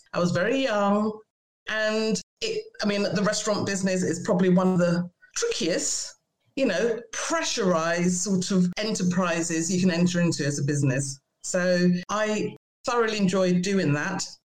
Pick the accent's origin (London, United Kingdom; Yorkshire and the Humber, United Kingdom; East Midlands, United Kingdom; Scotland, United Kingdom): East Midlands, United Kingdom; Boston; as you can hear, I'm from Boston.